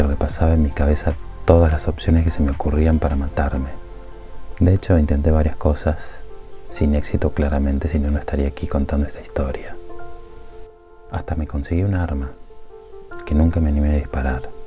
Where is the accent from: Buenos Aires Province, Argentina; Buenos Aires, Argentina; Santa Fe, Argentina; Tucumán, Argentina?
Tucumán, Argentina; Nací en Tucumán, en una familia de clase media